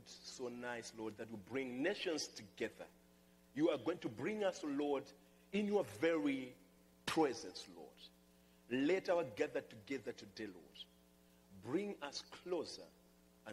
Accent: Malawi; moved away; I come from Malawi, and I'm just happy to be part of that country

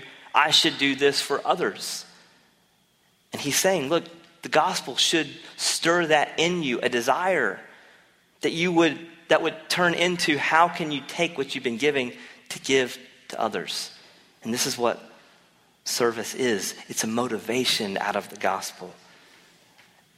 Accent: North Carolina, United States; I'm from North Carolina

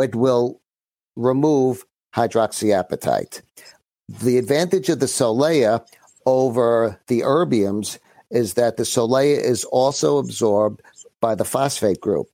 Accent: New York City, New York, United States; also born or lived in Great Neck; I'm from Brooklyn originally.

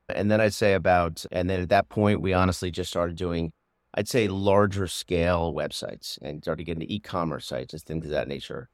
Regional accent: Doylestown, Pennsylvania, United States; moved away as an adult; also born or lived in Maryland / Los Angeles; I grew up in the suburbs of Philadelphia, in Bucks County, in Doylestown

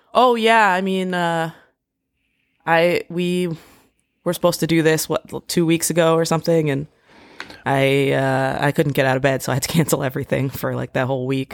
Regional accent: D.C. area, Maryland, United States; moved away; also born or lived in Washington, D.C.; I grew up in the D C area. I, I grew up in Maryland. Um, I went to high school in D C

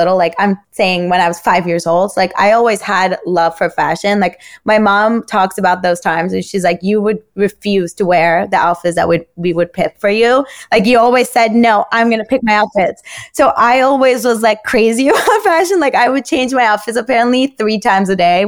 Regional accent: Turkey; moved away; I grew up in Turkey.

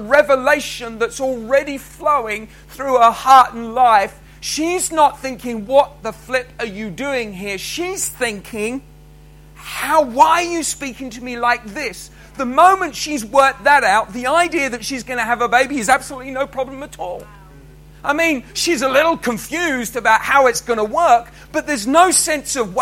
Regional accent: England, United Kingdom; moved away as an adult; now in Scotland, United Kingdom; when Cheryl and I moved to Scotland that we were English

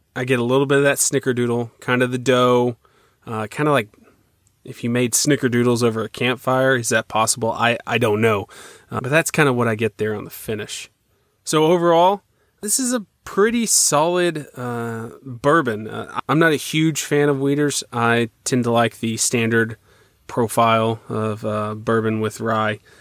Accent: San Antonio, Texas, United States; my hometown of San Antonio, Texas.

